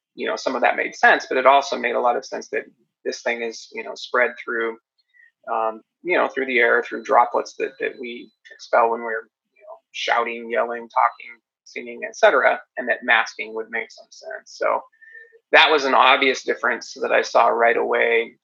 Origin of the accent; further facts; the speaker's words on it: Seattle, Washington, United States; I'm from Seattle